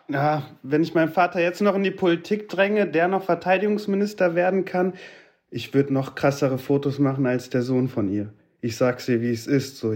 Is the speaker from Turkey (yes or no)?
yes; Turkey; now in Germany; Hm, ich bin auch Türke. Ich gebe die Bahncard ab.